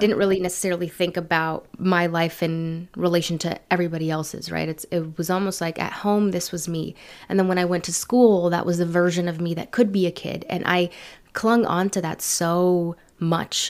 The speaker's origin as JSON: {"language": "English", "town": "San Francisco", "region": "California", "country": "United States", "tie": "born or raised there", "also_born_or_lived": "San Leandro, California / Berkeley, California", "said": "Born and raised in San Francisco, California"}